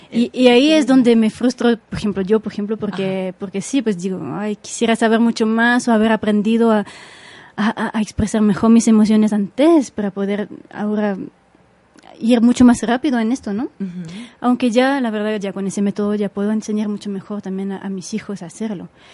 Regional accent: Switzerland; Spanish is a second language; moved away as an adult; now in Mexico; había estudiado la base del español en, en, Suiza, en el colegio

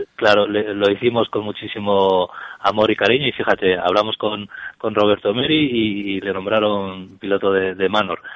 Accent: Cantabria, Spain; en Cantabria, donde mi, mi tierra natal

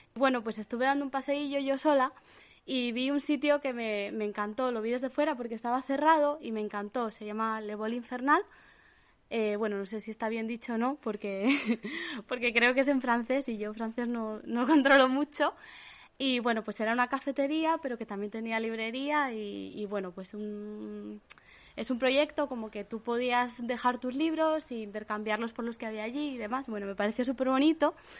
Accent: Santander, Cantabria, Spain; de Santander

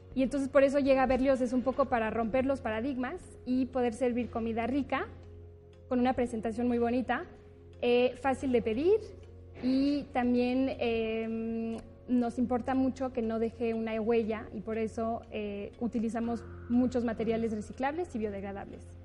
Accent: France; moved away as an adult; now in Mexico; yo nací en México, pero crecí en Francia y regresé después de haber estudiado

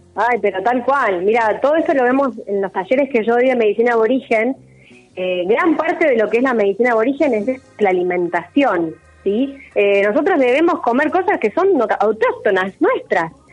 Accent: Argentina; Como sociedad, como argentinos

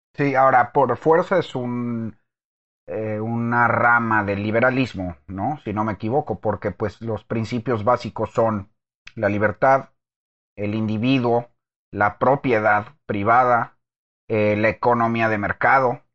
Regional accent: Texas, United States; also born or lived in Mexico; nací en México, pero crecí en Texas

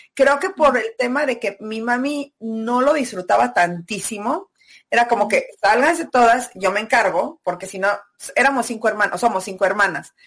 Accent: Celaya, Guanajuato, Mexico; moved away as an adult; also born or lived in Mexico City / Australia; soy de Celaya, en México

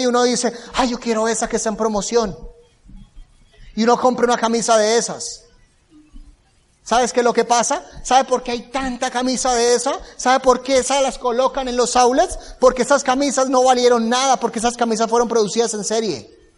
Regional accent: Bucaramanga, Santander, Colombia; Yo vengo de una ciudad que se llama Bucaramanga. Es la cuarta, quinta ciudad más grande de Colombia.

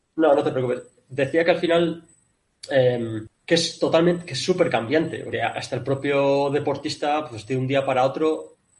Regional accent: Spain; moved away as an adult; also born or lived in Kuwait; yo soy el único español

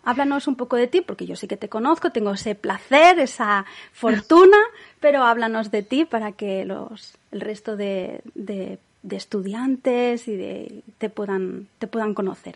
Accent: Catalonia, Spain; yo he vivido siempre en Cataluña.

